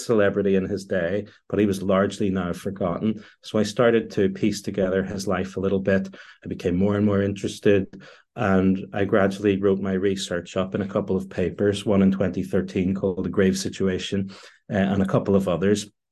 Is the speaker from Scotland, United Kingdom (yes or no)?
no; Northern Ireland, United Kingdom; I am Northern Irish.